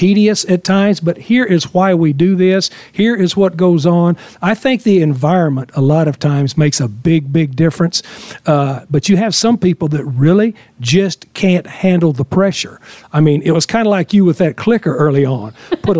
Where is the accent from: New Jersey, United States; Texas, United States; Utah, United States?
Texas, United States; West; moved away; I grew up in West Texas, so I was done football my whole life